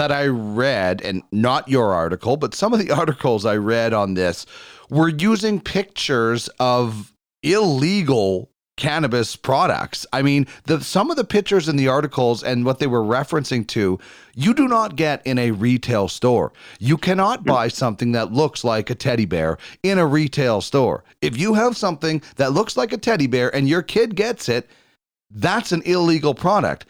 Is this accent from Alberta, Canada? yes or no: no; Manitoba, Canada; born or raised there; moved away